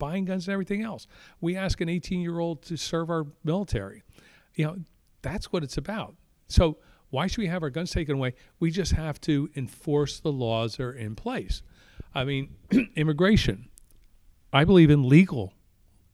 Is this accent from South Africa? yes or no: no; Pottsville, Pennsylvania, United States; from Pottsville in Schuylkill County that is representing the 9th District